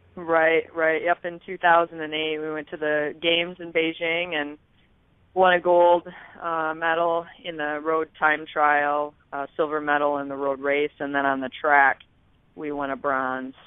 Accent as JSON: {"language": "English", "region": "West Michigan", "country": "United States", "tie": "born or raised there", "said": "I grew up in West Michigan"}